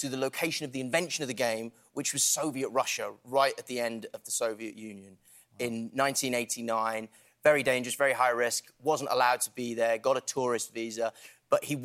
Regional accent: Aberystwyth, Wales, United Kingdom; I'm from a town called Aberystwyth

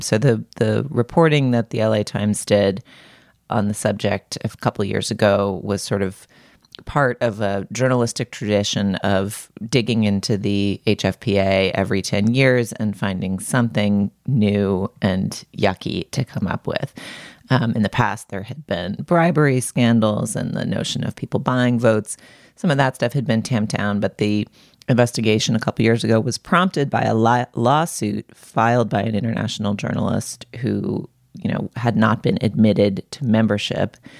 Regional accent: New England, United States; now in Los Angeles, United States; I grew up in New England

